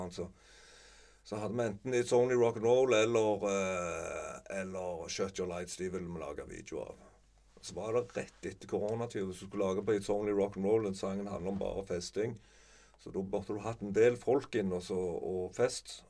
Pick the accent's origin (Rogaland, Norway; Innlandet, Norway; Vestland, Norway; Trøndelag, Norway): Rogaland, Norway; Sandnes; also born or lived in Reve / Klepp stasjon; Jeg er fra Sandnes, eh, men jeg har bodd Etter mor og far ble skilte, så bodde jeg òg noen år på Reve. Og på Klepp stasjon. Mm. men mest i Sandnes, da.